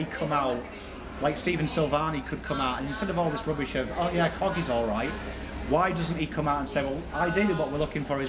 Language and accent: English; England, United Kingdom; now in Australia; I'm from England